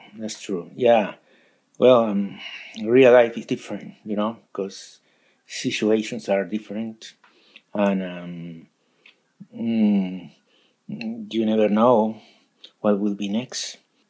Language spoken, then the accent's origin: English; Lima, Peru; Lima, Peru.